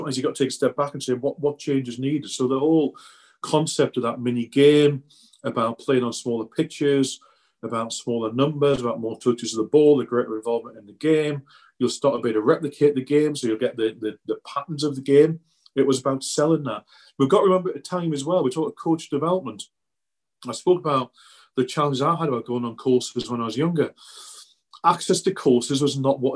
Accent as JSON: {"language": "English", "area": "the Northeast", "region": "North East England", "country": "United Kingdom", "tie": "born or raised there", "said": "I grew up in the Northeast. My uncle was a joiner, worked on the shipyards, Swan Hunters, on the River Tyne there"}